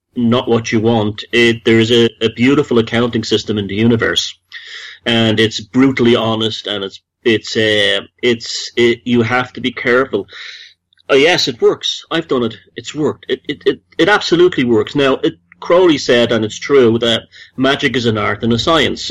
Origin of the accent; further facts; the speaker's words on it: Dublin, Leinster, Ireland; moved away as an adult; also born or lived in United States; I grew up in Dublin